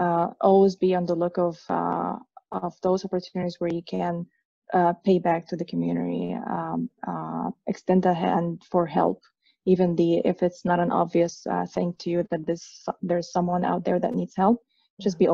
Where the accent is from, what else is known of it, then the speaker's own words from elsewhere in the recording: Egypt; moved away; I'm originally from Egypt, from the Middle East